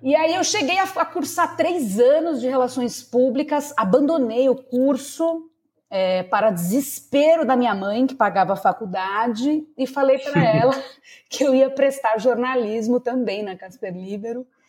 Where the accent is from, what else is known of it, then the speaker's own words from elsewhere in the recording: São Paulo, Brazil; Eu sou paulistana, nascida e criada na zona norte de São Paulo